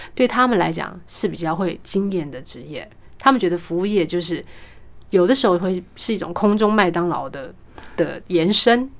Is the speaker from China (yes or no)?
no; Kaohsiung, Taiwan; first language Mandarin; 我是高雄人